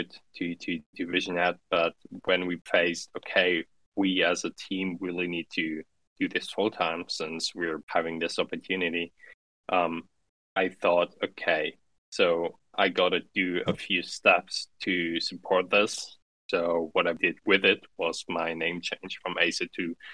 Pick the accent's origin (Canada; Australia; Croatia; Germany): Germany; Central Germany; English is a second language; So I grew up in a midtown city, so not too big, not too small. In mid-Germany. So I grew up German mainly, but also Russian from the influence from my mother